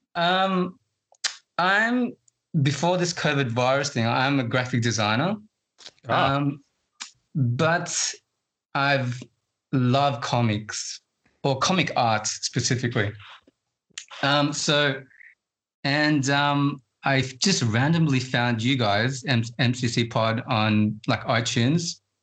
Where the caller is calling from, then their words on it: Sydney, New South Wales, Australia; I'm calling from Sydney, Australia.